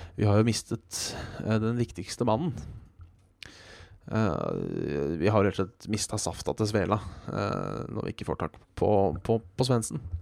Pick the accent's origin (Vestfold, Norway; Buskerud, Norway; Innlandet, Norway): Buskerud, Norway; Hønefoss; jeg kommer fra Hønefoss